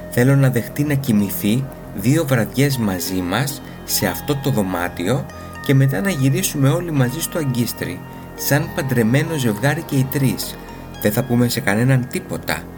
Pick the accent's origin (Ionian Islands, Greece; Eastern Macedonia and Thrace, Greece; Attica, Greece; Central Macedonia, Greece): Ionian Islands, Greece; Corfu; Είμαι ένα παλικάρι από την Κέρκυρα. Στην πατρίδα μου όλα αυτά τα πράγματα που φέρονται παράξενα σε εσά επιτρέπονται.